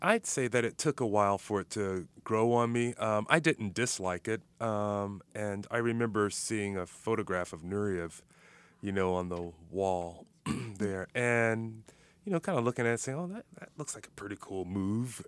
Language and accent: English; Miami, Florida, United States; moved away; also born or lived in Minnesota; I'm originally from Miami, Florida